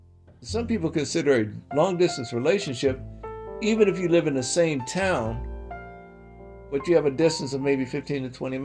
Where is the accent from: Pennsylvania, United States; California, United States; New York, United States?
New York, United States; now in Yellow Springs, United States; I grew up in New York, and I wanted to go and have a place so I could have peace of mind.